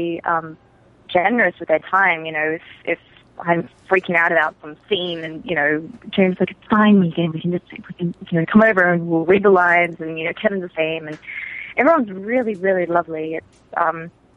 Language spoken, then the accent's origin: English; Australia; moved away as an adult; I'm from Australia. I'm Australian. And I came over to LA for pilot season